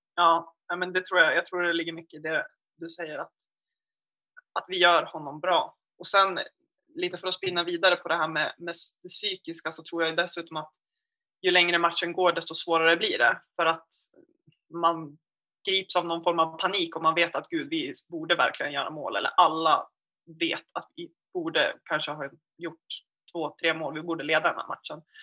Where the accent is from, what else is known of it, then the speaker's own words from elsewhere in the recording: Gävle, Gävleborg County, Sweden; now in Umeå, Sweden; är från Gävle egentligen